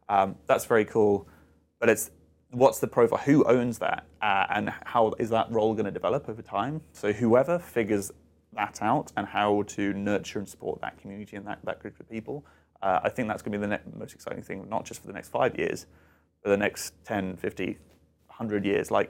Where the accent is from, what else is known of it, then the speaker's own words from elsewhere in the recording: United Kingdom; So I do travel a little bit, um, and as a Brit, I'm very fond for my tea.